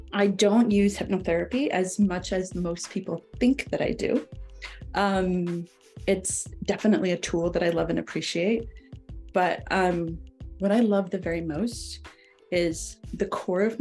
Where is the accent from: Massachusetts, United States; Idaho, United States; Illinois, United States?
Idaho, United States; also born or lived in Wyoming; now in Utah, United States; I hail from the Rocky Mountains, originally from Wyoming. Well, originally from Idaho. But I live now in Utah